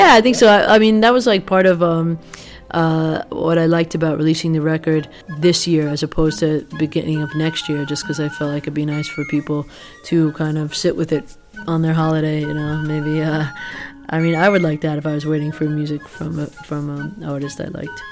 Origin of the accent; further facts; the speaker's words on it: United States; I'm as American as they come